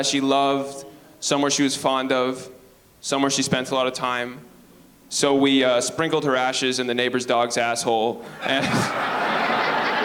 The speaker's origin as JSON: {"language": "English", "town": "Penetanguishene", "region": "Ontario", "country": "Canada", "moved": "yes", "lives_now": "Toronto, Canada", "said": "I live in Toronto. I'm from a small town, too. I'm from Penetanguishene, Ontario."}